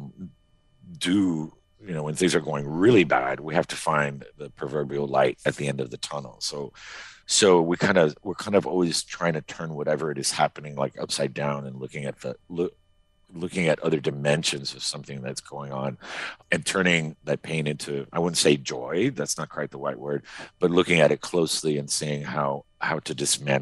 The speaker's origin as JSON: {"language": "English", "town": "Miami", "region": "Florida", "country": "United States", "tie": "born or raised there", "moved": "yes", "lives_now": "Maine, United States", "said": "I grew up in Miami, right? As an exile community, we're talking in the 70s"}